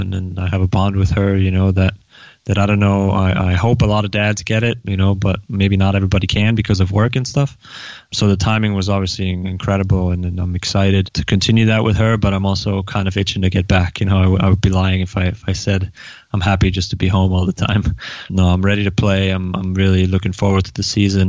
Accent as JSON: {"language": "English", "town": "Neustadt an der Aisch", "region": "Bavaria", "country": "Germany", "tie": "born or raised there", "moved": "yes", "said": "I grew up in Neustadt an der Aisch, which is about 30 to 45 minutes outside of Nuremberg, in Franconia, you know, Bavaria, northern Bavaria."}